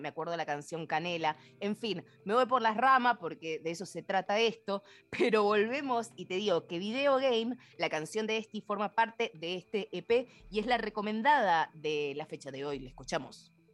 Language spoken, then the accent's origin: Spanish; Mendoza, Argentina; como mendocina